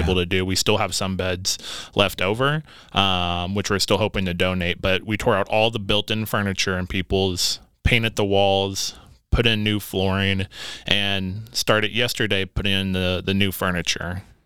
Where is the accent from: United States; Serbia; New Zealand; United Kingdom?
United States; Evansville, Indiana; also born or lived in Las Vegas, Nevada; we've had some family over in Evansville, Indiana. And so that's where I grew up